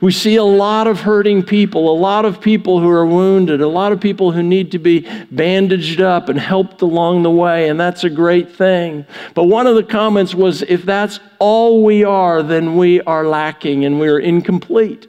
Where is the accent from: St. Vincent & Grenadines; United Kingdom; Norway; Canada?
Canada; now in United States; I grew up in Canada. I didn't grow up near American football.